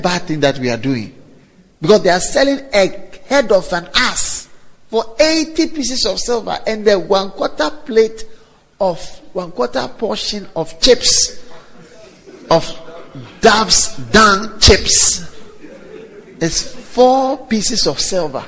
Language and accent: English; Ghana; I am a Ghanaian from Ghana